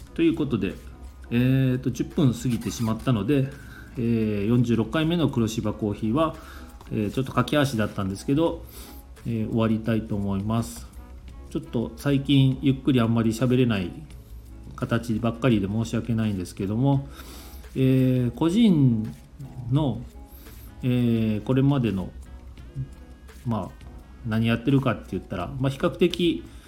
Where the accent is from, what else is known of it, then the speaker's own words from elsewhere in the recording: Kumamoto, Japan; 地元の熊本の番組